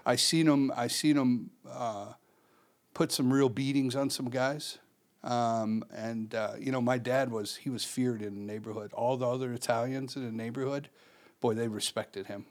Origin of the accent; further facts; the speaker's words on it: Chicago, Illinois, United States; born and raised in Chicago